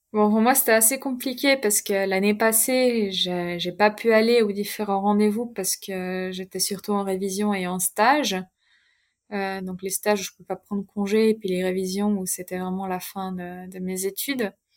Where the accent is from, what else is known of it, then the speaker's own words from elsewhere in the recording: Chardonne, Vaud, Switzerland; also born or lived in German-speaking Switzerland; quand je suis chez mes parents, là où j'ai grandi à Chardin